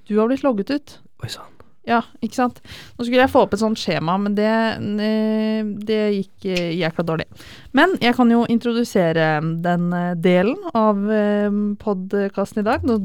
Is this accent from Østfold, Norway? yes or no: yes; Fredrikstad, Østfold, Norway; Jeg er også fra Fredrikstad.